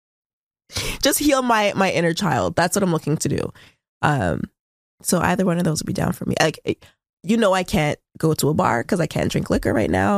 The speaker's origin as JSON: {"language": "English", "town": "Toronto", "region": "Ontario", "country": "Canada", "said": "We're both from Scarborough."}